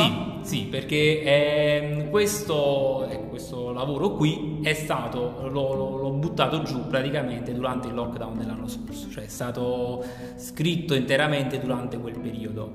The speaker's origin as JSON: {"language": "Italian", "region": "Campania", "country": "Italy"}